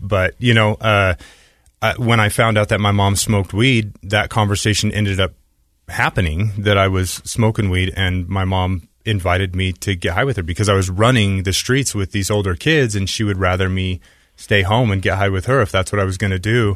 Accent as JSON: {"language": "English", "region": "Utah", "country": "United States", "tie": "born or raised there", "said": "I grew up here in Utah"}